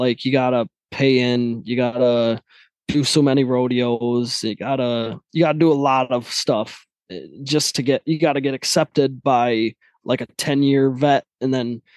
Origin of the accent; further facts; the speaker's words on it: Midland, Michigan, United States; I was born into like farming lifestyle. So I'm from Michigan, Midland, Michigan, and it's a lot of cornfields, bean fields